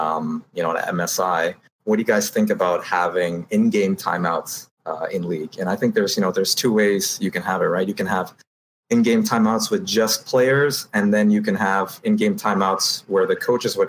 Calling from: Toronto, Ontario, Canada; I'm calling from Toronto, Canada.

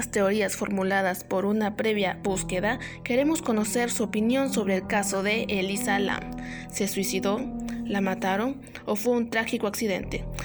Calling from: San Martín de Porres, Lima, Peru; ¿De dónde nos llamas, …? De San Martín de Porres.

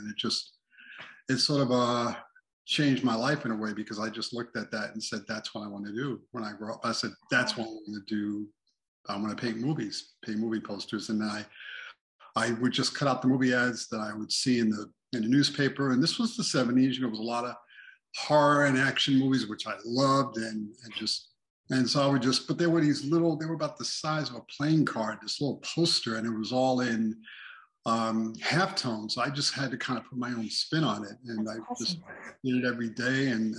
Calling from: Las Vegas, Nevada, United States; And I'm hollering here from Sin City, Las Vegas.

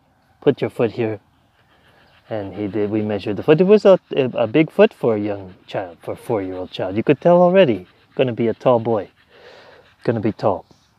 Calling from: Palermo, Sicily, Italy; I'm calling from Italy.

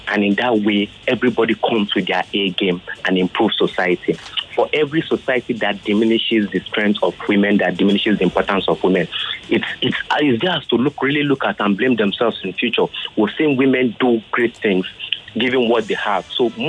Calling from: Nigeria; I'm calling from Amoa, Duffy.

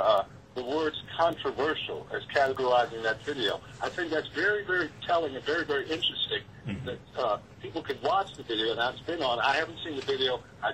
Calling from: Monroe, United States; I'm calling from Monroe.

